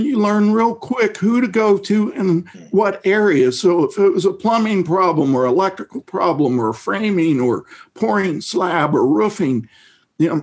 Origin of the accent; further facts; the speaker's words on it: Midwest, United States; I grew up in the Midwest in a rural area in the 60s